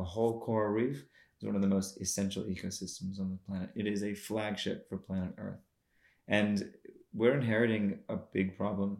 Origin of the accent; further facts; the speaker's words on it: United States; also born or lived in North Queensland, Australia; now in Australia; I grew up in the States